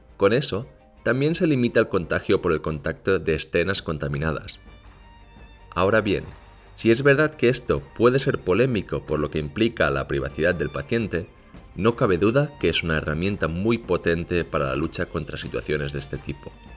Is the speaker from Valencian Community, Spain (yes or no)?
no; Barcelona, Catalonia, Spain; now in South Korea; yo soy de Barcelona